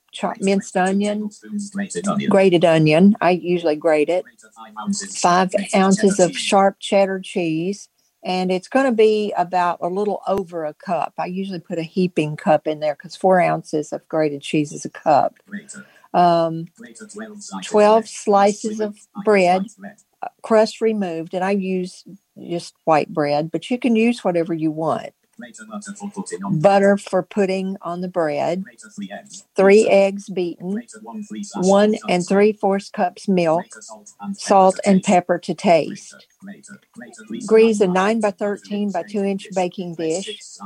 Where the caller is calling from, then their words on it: Virginia, United States; I'm calling from Virginia, and I am going to give a recipe that I got like 35 years ago when I lived in Nashville